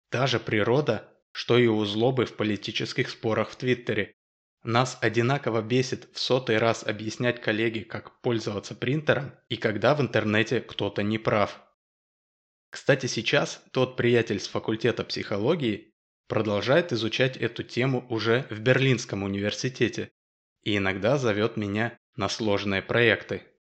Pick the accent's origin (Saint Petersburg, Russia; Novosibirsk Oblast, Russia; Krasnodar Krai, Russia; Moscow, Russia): Moscow, Russia; Ну и как полагается раздражителю, конечно же, я из Москвы.